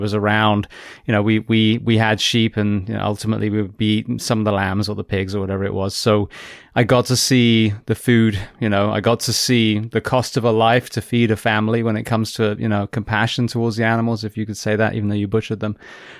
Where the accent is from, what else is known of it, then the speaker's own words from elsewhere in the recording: England, United Kingdom; I'm English